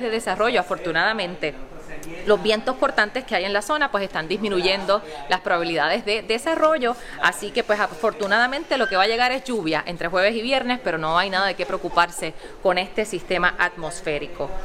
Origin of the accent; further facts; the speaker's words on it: Utuado, Puerto Rico; en mi pueblo, en nuestro pueblo de Utuado